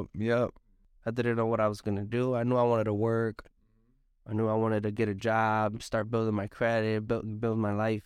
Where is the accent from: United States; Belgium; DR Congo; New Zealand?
United States; Hartford, Connecticut; I was born in Hartford, Connecticut. I was raised in Hartford, Connecticut, right here on, on Park Street area.